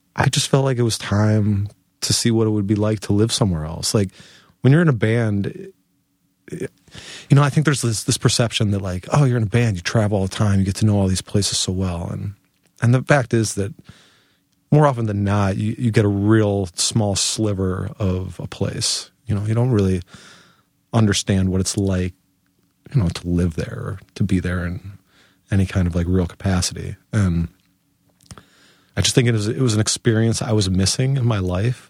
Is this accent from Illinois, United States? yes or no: yes; Chicago, Illinois, United States; moved away as an adult; now in Portland, United States; if you were to ask me where I'm from, you know, I would tell you that I'm from Chicago